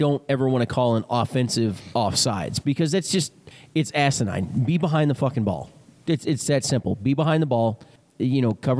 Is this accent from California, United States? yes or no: no; Ellis County, south of Dallas, Texas, United States; moved away; Was raised in the county south of Dallas County, actually. Okay. So, but my hometown is now considered a suburb of Dallas.